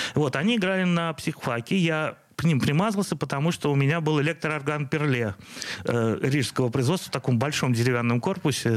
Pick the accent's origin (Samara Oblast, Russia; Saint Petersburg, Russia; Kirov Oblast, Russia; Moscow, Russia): Saint Petersburg, Russia; все мое детство прошло на Петроградской стороне